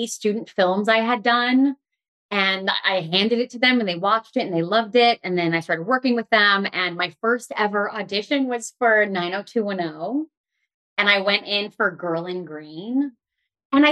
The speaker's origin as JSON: {"language": "English", "town": "Pasadena", "region": "California", "country": "United States", "tie": "born or raised there", "said": "I grew up locking out of Pasadena"}